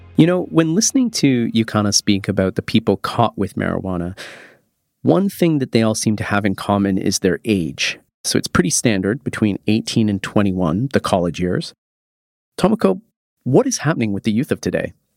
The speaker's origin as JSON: {"language": "English", "country": "Canada", "moved": "yes", "lives_now": "Japan", "said": "I'm Canadian"}